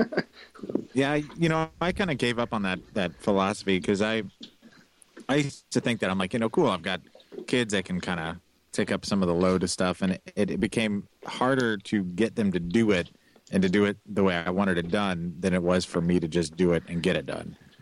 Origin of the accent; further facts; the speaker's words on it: Kansas City, Missouri, United States; moved away; it's my hometown